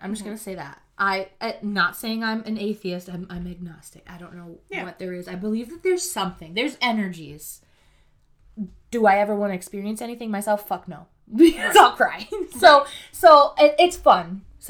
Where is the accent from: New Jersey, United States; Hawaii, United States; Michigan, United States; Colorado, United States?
Michigan, United States; West; Local to us, we're from Michigan.